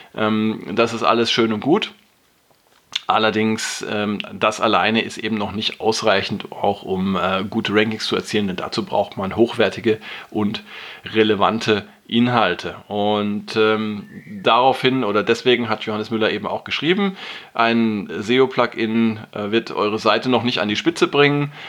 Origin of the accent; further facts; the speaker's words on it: Germany; bei uns in Deutschland